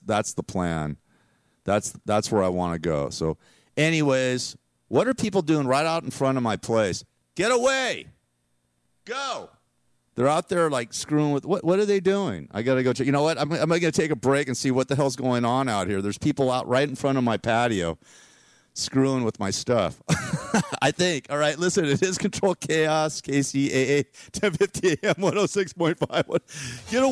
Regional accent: Los Angeles, California, United States; moved away as an adult; now in the desert, United States; going to the Valley because that's where I grew up

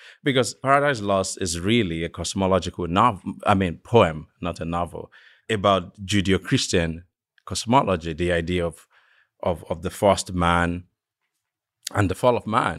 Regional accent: eastern Nigeria, Nigeria; So I'm from Nigeria, from the eastern part of the country.

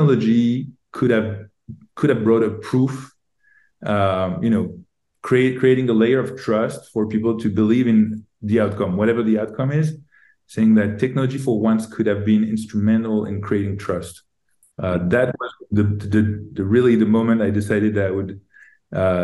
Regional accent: Paris, Île-de-France, France; moved away as an adult; also born or lived in Silicon Valley; I'm from Paris. I grew up in Paris.

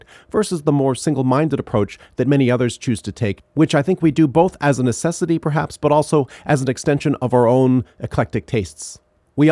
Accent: Ottawa, Ontario, Canada; I grew up in Ottawa

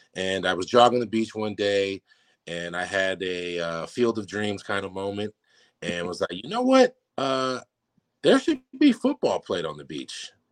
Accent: San Francisco area, California, United States; born or raised there; moved away as an adult; now in Newport, United States

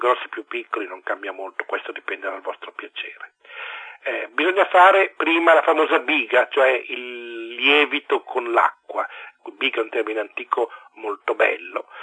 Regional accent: Italy; also born or lived in Lombardy / Piedmont; io sono lombardo piemontese

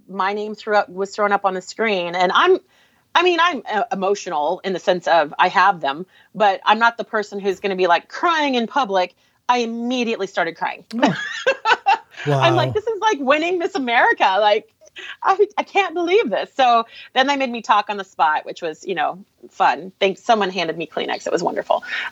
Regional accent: Alaska, United States; now in Portland, United States; I grew up in Alaska, but my family is all Portland people

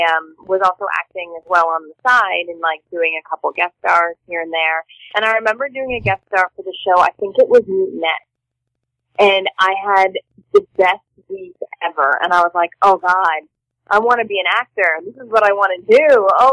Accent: Toronto, Ontario, Canada; I'm from Toronto, Canada. I don't know if you knew that, but and that's where I grew up

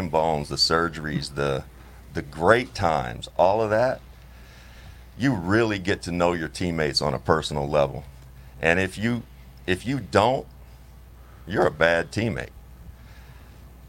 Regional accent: Kentucky, United States; born and raised in Kentucky

